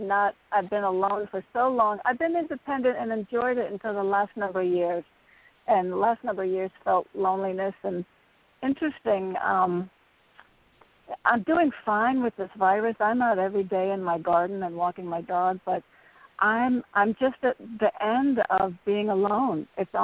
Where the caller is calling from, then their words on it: Connecticut, United States; … from Connecticut.